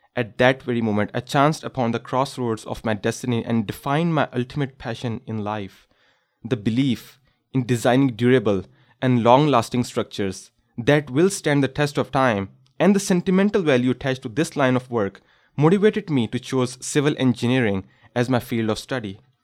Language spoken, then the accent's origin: English; Pakistan; moved away as an adult; now in Canada; during my childhood, I experienced one of the most devastating earthquake in the history of my home country, Pakistan.